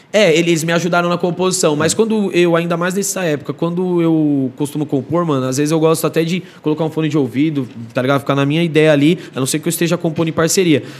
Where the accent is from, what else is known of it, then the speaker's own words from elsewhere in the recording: Osasco, São Paulo, Brazil; also born or lived in Penha, São Paulo; Eu estava em Osasco, aí minha quebrada